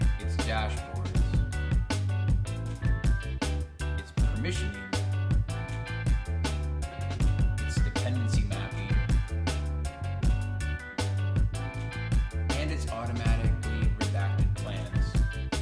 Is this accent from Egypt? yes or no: no; Canada; I'm Canadian